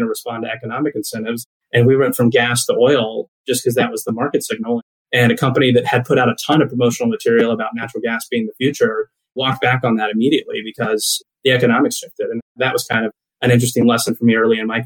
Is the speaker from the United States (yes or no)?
yes; Riesel, Texas, United States; also born or lived in Tulsa, Oklahoma / Houston, Texas; my hometown is Riesel, Texas, a small town in central Texas.